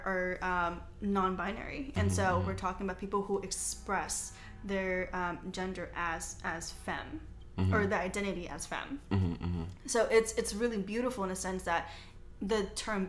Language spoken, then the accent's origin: English; United States; I'm Chinese American, so I was born here